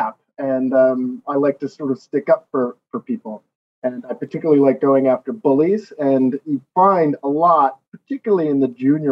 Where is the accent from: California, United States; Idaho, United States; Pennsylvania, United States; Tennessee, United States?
Pennsylvania, United States; Philadelphia; moved away as an adult; also born or lived in Washington, D.C.; now in London, United Kingdom; I grew up in Philadelphia, Pennsylvania